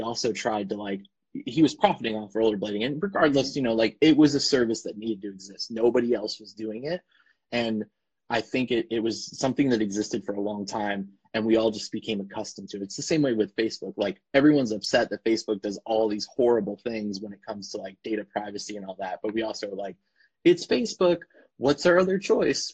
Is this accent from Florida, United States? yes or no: yes; Florida, United States; now in Portland, United States; I was born and raised actually in Florida